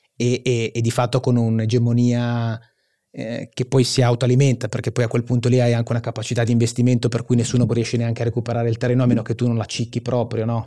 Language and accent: Italian; Genoa, Liguria, Italy; io sono genovese